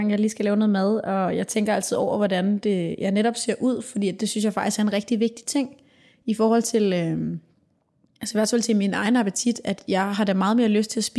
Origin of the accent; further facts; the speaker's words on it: Denmark; her hjemme i Danmark.